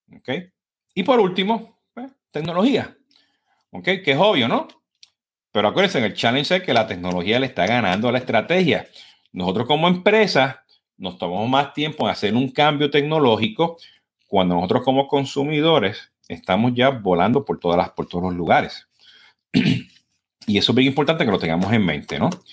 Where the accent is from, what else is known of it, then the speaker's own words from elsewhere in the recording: Puerto Rico; como voy puertorriqueño, pues estoy corriendo, ¿no? Hablo demasiado rápido